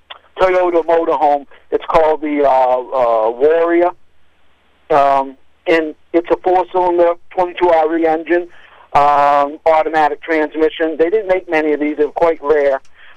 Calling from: Morrill, Maine, United States; I'm out of Morrill, Maine.

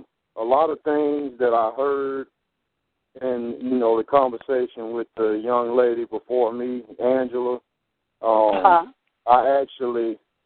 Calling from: Pensacola, Florida, United States; I'm calling from Pensacola, Florida.

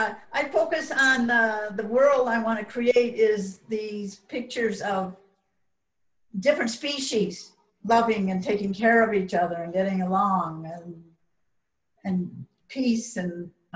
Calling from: Pie Town, New Mexico, United States; Pie Town, like apple pie. Pie Town, New Mexico.

